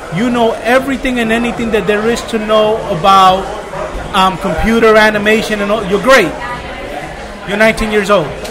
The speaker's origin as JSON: {"language": "English", "town": "New York City", "region": "New York", "country": "United States", "tie": "born or raised there", "said": "I grew up in Brooklyn Beach, New York"}